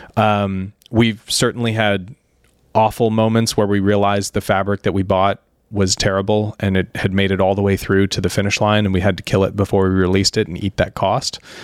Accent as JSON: {"language": "English", "town": "Sarasota", "region": "Florida", "country": "United States", "tie": "born or raised there", "said": "growing up in Florida"}